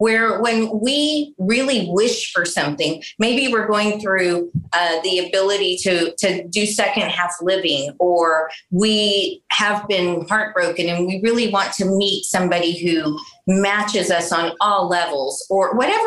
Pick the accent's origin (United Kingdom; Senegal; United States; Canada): United States; San Antonio, Texas; I grew up in South Texas, in San Antonio, native San Antonian